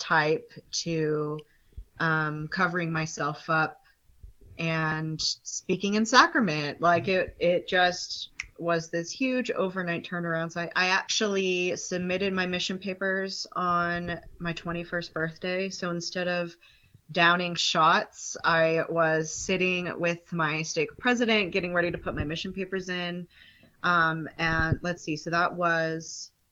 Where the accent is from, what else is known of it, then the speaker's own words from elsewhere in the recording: Colorado, United States; now in Utah, United States; born and raised in Colorado